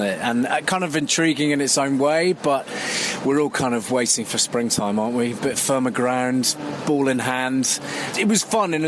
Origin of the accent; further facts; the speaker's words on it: Gloucestershire, South West England, United Kingdom; I'm from Gloucestershire, so Gloucester are my team. They're the team I supported as a kid